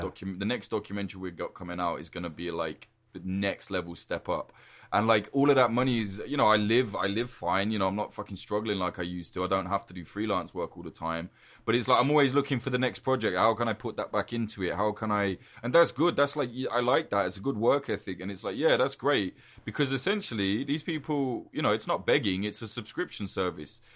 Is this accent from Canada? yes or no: no; United Kingdom; I'm British.